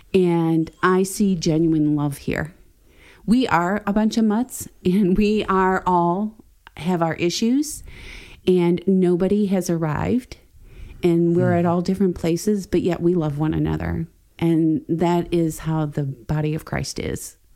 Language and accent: English; Wisconsin, United States; moved away as an adult; We are from Wisconsin